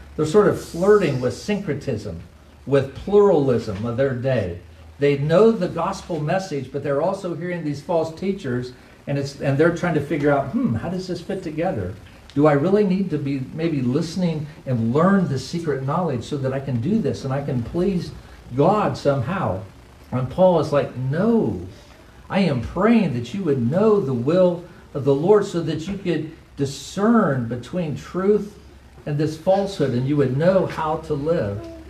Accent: United States; as an American Christian

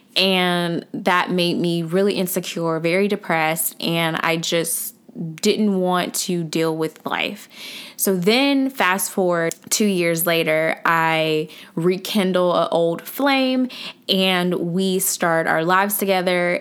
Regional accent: Atlanta, Georgia, United States; I'm from Atlanta. I'm from the south side of Atlanta, actually

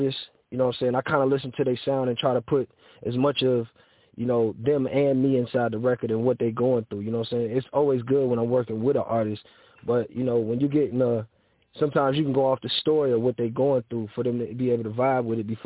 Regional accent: Cleveland, Ohio, United States; I'm from Cleveland, Ohio, 93rd and Harvard

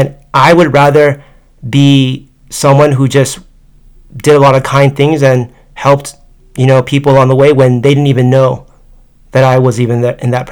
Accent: United States; accent: American; also born or lived in Tokyo; I'm American

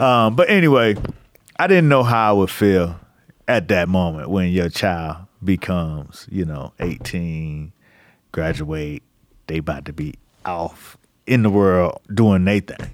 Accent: Miami, Florida, United States; moved away as an adult; I was from Miami

